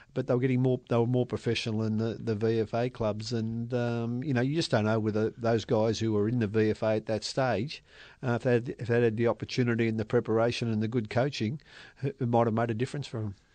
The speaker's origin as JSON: {"language": "English", "town": "Melbourne", "region": "Victoria", "country": "Australia", "tie": "born or raised there", "said": "I was brought up in Station Street, Carlton"}